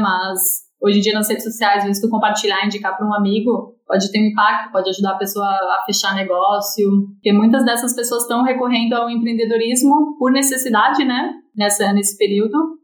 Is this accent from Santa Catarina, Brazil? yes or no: yes; Santa Catarina, Brazil; now in Florianópolis, Brazil; Sou catarinense, sou de, eu moro em Florianópolis